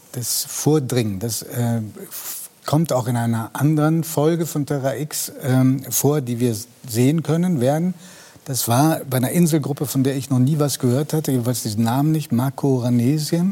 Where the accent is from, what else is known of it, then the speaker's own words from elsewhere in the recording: Stuttgart area, Baden-Württemberg, Germany; ich komme aus dem Stuttgarter Raum